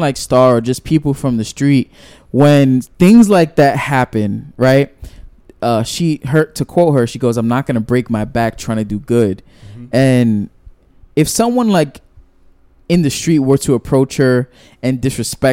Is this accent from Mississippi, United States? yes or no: no; New York City, New York, United States; a lot of people know I'm from Brooklyn.